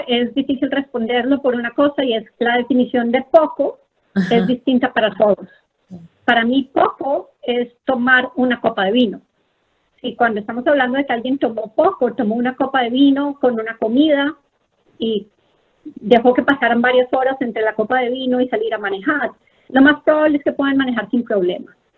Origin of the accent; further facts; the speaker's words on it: Colombia; moved away as an adult; also born or lived in Philadelphia, United States / San Antonio, Texas, United States; now in Bethesda, United States; yo soy una médica colombiana, he estado en Estados Unidos por más o menos 20 años.